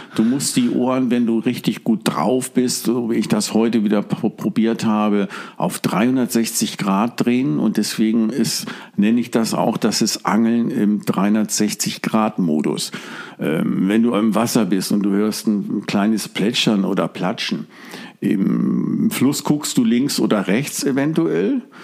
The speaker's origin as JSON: {"language": "German", "region": "Hamburg", "country": "Germany", "tie": "born or raised there", "also_born_or_lived": "Stade", "moved": "yes", "lives_now": "Drochtersen, Germany", "said": "ursprünglich geboren in Hamburg, habe viele, viele Jahre, Jahrzehnte in Stade gewohnt und wohne jetzt genau zwischen Hamburg und Cuxhaven im Drochtersen direkt an der Elbe"}